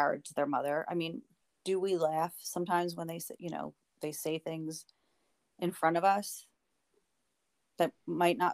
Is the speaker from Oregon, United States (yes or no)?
no; just outside of Philadelphia, Pennsylvania, United States; I grew up in just outside of Philadelphia in the suburbs